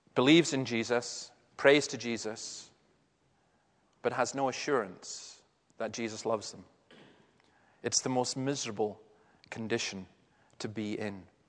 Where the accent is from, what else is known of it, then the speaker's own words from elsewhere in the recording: Easter Ross, Scotland, United Kingdom; I'm actually from Easter Ross